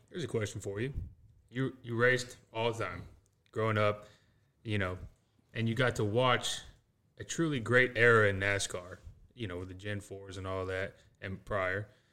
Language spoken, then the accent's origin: English; South Texas, United States; I'm also from South Texas area